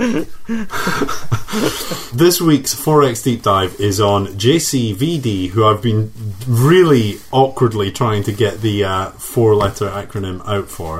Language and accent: English; Scotland, United Kingdom; I'm 3X Scottish.